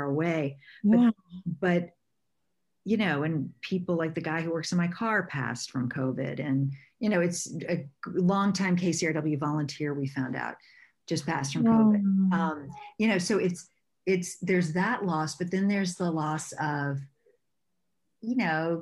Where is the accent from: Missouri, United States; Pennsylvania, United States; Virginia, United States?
Virginia, United States; now in Los Angeles, United States; I'm from Virginia originally, and I grew up sailing